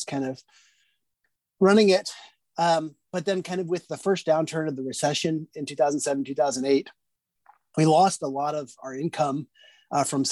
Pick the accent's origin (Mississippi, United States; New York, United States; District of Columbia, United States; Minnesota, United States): District of Columbia, United States; Washington; moved away as an adult; also born or lived in Indiana; now in Indianapolis, United States; I grew up in the Washington, D.C. area, but my parents are both from the Midwest.